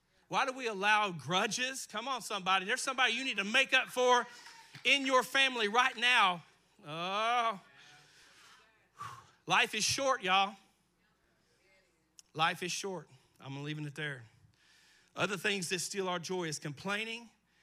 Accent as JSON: {"language": "English", "region": "Eastern Kentucky", "country": "United States", "tie": "born or raised there", "said": "I grew up in Eastern Kentucky"}